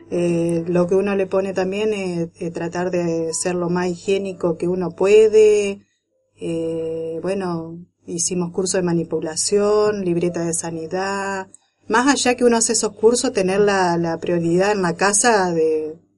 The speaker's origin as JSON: {"language": "Spanish", "town": "Arroyo Leyes", "region": "Santa Fe", "country": "Argentina", "said": "acá yo soy de acá de Arroyo Leye. Eh, hay muchas plantas, mucha variedad de citrus. Eh, también se, cultiva la batata, el zapallo, la calabaza."}